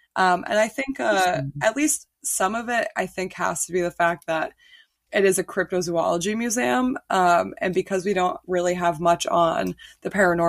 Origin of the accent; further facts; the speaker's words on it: New England, United States; I am born and raised in New England